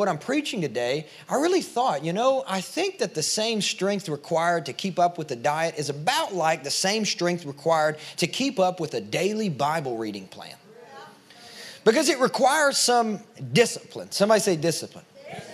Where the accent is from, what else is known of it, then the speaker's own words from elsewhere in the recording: Kentucky, United States; now in Nashville, United States; I'm from Kentucky.